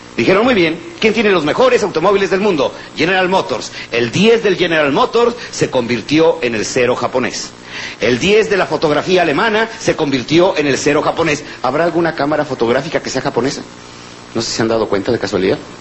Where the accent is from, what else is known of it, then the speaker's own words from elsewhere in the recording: Mexico; somos los mexicanos